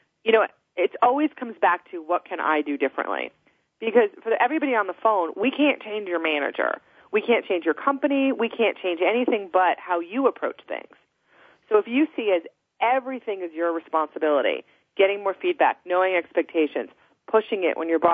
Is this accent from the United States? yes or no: yes; New Jersey, United States; now in Colorado, United States; I'm from New Jersey originally